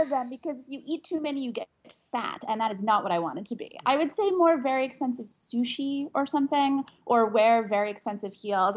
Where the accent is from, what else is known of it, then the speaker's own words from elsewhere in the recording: Pittsburgh, Pennsylvania, United States; also born or lived in Washington, D.C.; now in New York City, United States; I grew up in Pittsburgh, Pennsylvania, actually in a small suburb to the north of Pittsburgh, Pennsylvania